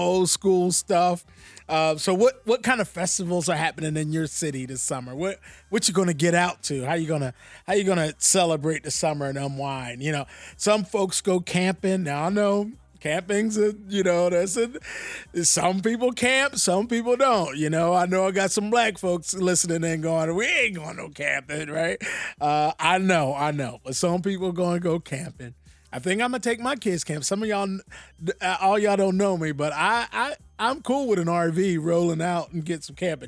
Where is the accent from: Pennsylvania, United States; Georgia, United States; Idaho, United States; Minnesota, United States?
Pennsylvania, United States; Philadelphia; now I'm from Philly